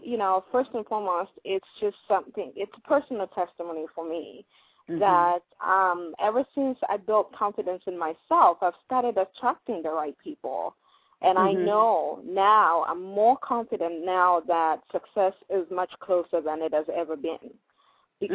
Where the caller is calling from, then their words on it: Columbus, Ohio, United States; Columbus, Ohio.